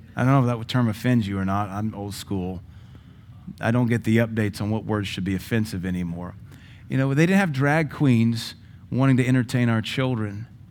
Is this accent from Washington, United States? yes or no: yes; Seattle, Washington, United States; moved away as an adult; now in Cookeville, United States; I was raised in Seattle for high school